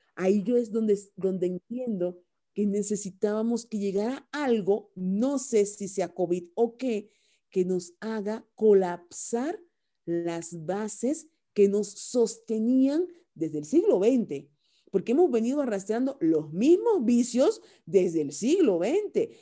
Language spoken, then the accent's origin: Spanish; Cuba; moved away as an adult; also born or lived in Spain; now in Mexico; soy originaria de Cuba